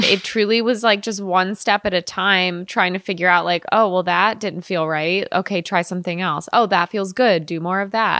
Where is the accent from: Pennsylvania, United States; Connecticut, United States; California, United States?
Connecticut, United States; moved away as an adult; also born or lived in New York / San Francisco; I'm from the East Coast. I'm from Connecticut.